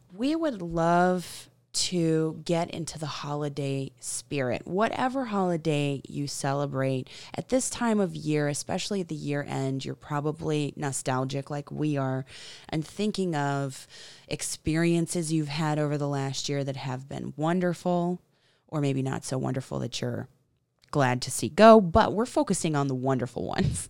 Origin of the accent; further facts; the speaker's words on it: the South, United States; I am a Southern girl